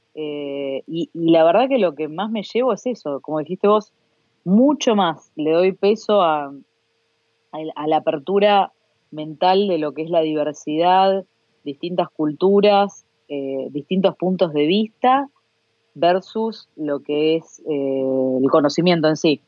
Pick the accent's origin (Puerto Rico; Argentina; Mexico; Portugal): Argentina